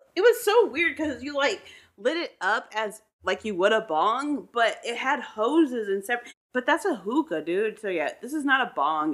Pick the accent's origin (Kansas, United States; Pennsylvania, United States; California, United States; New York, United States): California, United States; Southern; as a Southern California kid?